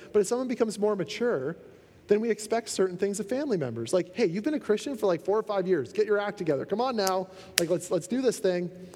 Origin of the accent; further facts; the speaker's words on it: Canada; being a Canadian is awesome